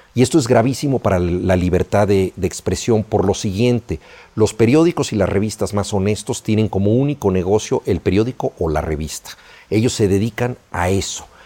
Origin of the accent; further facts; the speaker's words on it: Mexico; la mayoría de los mexicanos